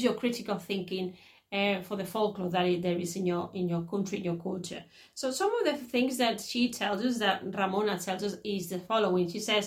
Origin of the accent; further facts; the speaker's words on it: Catalonia, Spain; Even though my parents are Andalusian, I was born in Catalonia